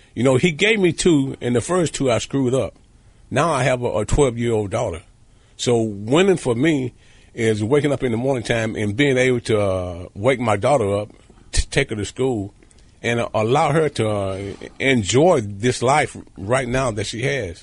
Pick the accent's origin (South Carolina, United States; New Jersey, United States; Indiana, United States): South Carolina, United States; growing up in South Carolina. As a kid there in South Carolina, being in poverty, growing up in a shack